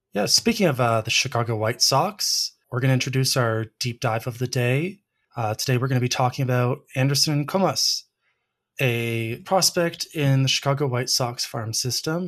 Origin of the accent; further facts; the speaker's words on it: Canada; as a Canadian and a, a big Blue Jays fan